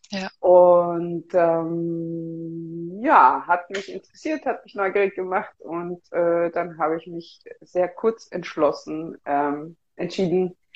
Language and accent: German; Vienna, Austria; moved away as an adult; now in Berlin, Germany; Ich komme ursprünglich aus Wien. Ich lebe jetzt seit einem Jahr in Berlin.